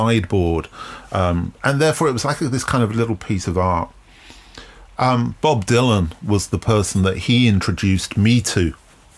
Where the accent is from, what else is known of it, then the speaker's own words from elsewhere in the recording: London, United Kingdom; growing up in London in the late 70s